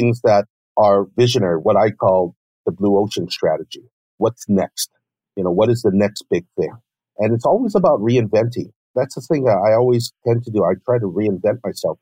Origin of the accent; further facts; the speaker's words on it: United States; being Japanese American